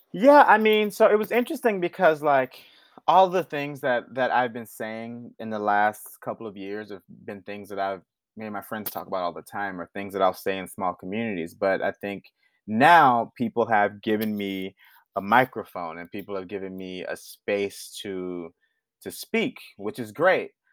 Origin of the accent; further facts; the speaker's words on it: Houston, Texas, United States; But I'm from the South. I'm from Houston